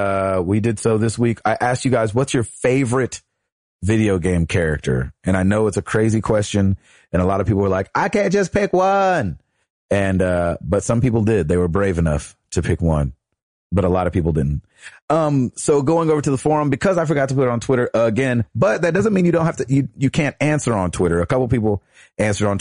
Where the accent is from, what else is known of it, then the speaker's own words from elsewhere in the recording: Tennessee, United States; we're from Tennessee